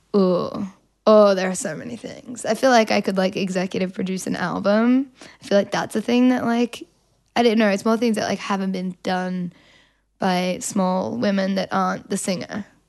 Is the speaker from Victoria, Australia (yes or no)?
yes; Melbourne, Victoria, Australia; accent: Australian; I'm from Melbourne